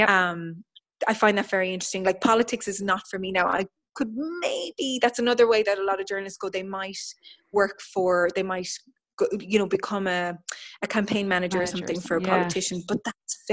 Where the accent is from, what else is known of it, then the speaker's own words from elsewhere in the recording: Ireland; as an Irish person